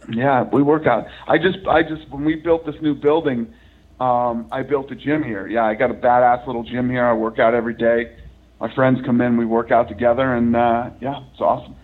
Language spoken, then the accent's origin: English; Boston, Massachusetts, United States; moved away; I grew up back in Boston when I was younger